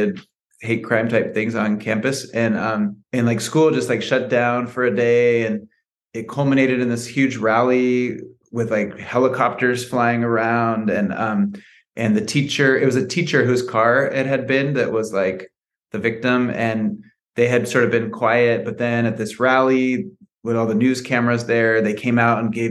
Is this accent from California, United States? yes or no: yes; San Francisco, California, United States; I was born and raised in San Francisco